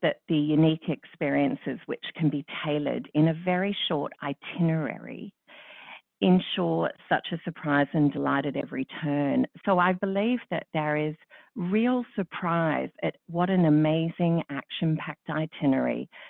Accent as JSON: {"language": "English", "town": "Melbourne", "region": "Victoria", "country": "Australia", "tie": "born or raised there", "said": "cosmopolitan Melbourne, mm-hmm. which is my hometown."}